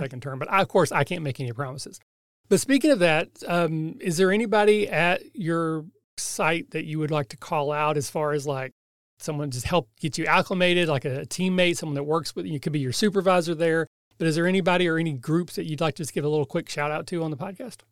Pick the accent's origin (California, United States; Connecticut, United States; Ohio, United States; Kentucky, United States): Kentucky, United States; I'm from Kentucky, so I barely speak English